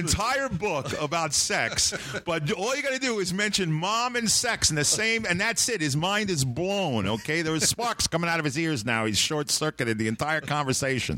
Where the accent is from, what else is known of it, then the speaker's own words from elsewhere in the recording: New York City, New York, United States; I grew up in Sheepshead Bay, a small fishing village